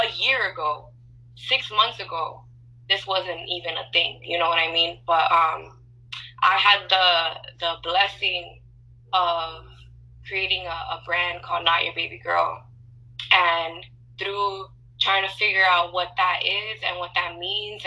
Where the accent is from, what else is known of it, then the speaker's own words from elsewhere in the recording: New York City, New York, United States; also born or lived in Dallas; growing up in New York my whole life